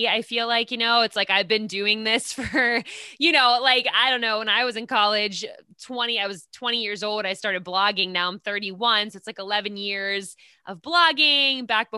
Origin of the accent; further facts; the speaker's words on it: Pittsburgh, Pennsylvania, United States; moved away; I'm originally from Pittsburgh, Pennsylvania.